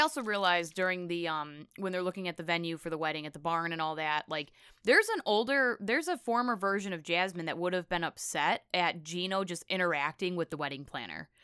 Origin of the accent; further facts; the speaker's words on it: Canada; accent: Midwestern Canadian; moved away; also born or lived in Florida Panhandle; I have this Midwestern Canadian accent